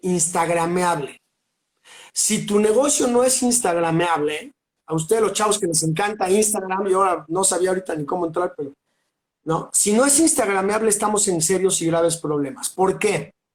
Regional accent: Mexico City, Mexico; now in Cholula, Mexico; soy un chilango de corazón, pero vivo al pie del cañón aquí en Cholula

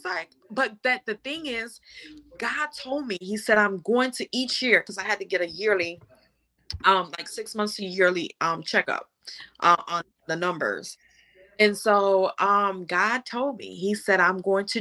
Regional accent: Jamaica; I'm from Jamaica

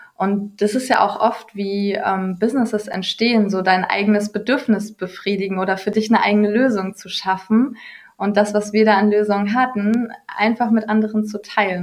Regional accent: Ruhr area, North Rhine-Westphalia, Germany; ich komme aus dem Ruhrgebiet

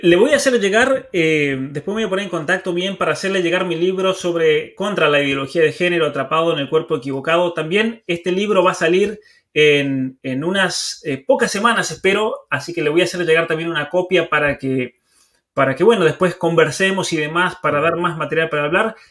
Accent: Argentina; yo me crié en medio del campo, en la Argentina

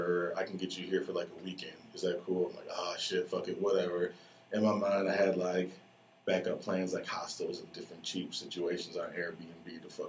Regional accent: Detroit, Michigan, United States; The homie Floyd, I grew up with him in Detroit.

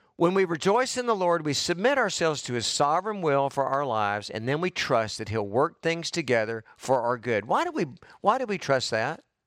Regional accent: United States; I'm an American.

